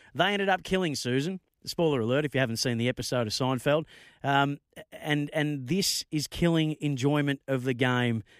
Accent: Bendigo, Victoria, Australia; Bendigo, my neck of the woods, um, or my hometown

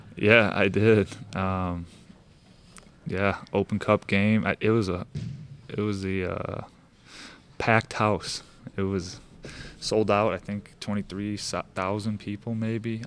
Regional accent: St. Louis, Missouri, United States; now in Kansas City, United States; I'm from Saint Louis

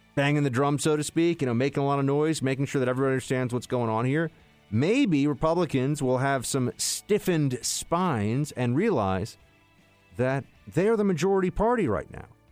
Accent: New York City, New York, United States; I'm, I'm from New York City

